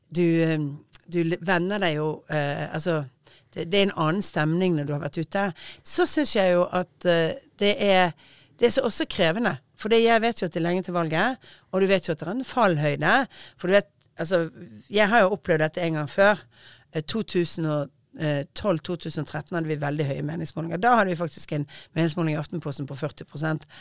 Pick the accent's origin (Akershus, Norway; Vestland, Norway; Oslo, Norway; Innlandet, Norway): Vestland, Norway; Bergen; jeg er bergenser og snakker fort